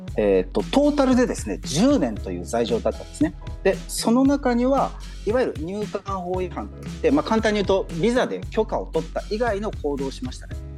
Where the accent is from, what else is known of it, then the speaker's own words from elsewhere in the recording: Japan; now in Myanmar; ミャンマーにいる日本人